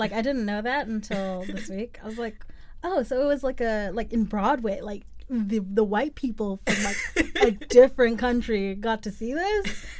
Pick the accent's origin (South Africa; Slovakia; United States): South Africa; A fact about myself, I am from South Africa, born and raised, even though I sound nothing like that is the truth, but it is.